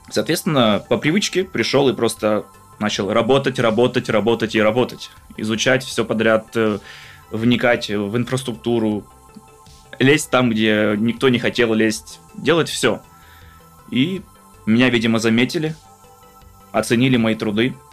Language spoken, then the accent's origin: Russian; Crimea, Ukraine; учитывая то, что я из Крыма, люблю погреться на солнышке, поплавать э, в море, в реках, в озерах, в горах отдохнуть.